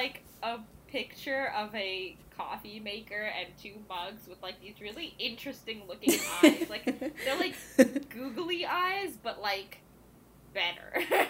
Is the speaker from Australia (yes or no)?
no; India; I don't think I would, like, recognize the version of myself that was born and raised in India, you know?